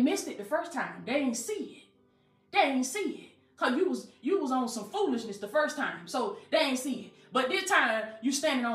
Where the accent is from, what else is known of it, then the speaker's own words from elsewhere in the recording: Southwest Georgia, United States; accent: country; I'm country. You know, I'm from Southwest Georgia. I don't pronounce my words right